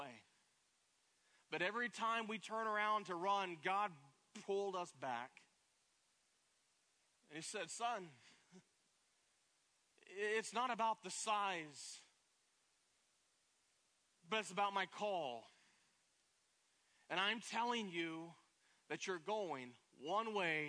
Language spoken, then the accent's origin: English; Pigeon Forge, Tennessee, United States; moved away as an adult; also born or lived in Plano, Texas / Nashville, Tennessee; now in Central Florida, United States; I'm from Pigeon Forge, Tennessee, East Tennessee, where Dollywood is